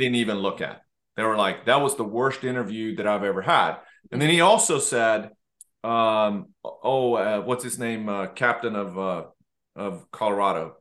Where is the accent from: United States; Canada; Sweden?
Sweden; moved away as an adult; I grew up in Sweden and I left when I was, when I was eighteen